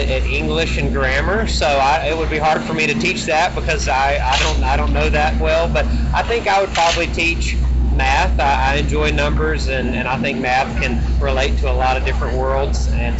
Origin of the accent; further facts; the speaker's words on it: Unadilla, Georgia, United States; So Unadilla is a small town that we had, some family in town. That's where my family had lived at for a number of generations, and they always were involved in racing.